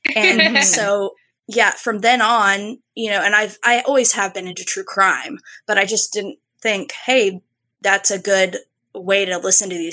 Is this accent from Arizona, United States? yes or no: no; Parkersburg, West Virginia, United States; now in Charleston, United States; I live down in Charleston, West Virginia. I'm not in my hometown anymore.